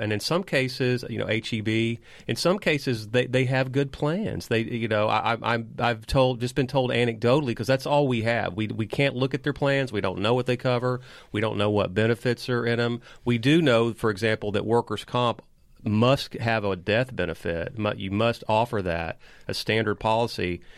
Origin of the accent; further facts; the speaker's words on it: Liberty, Texas, United States; now in Austin, United States; in my hometown of Liberty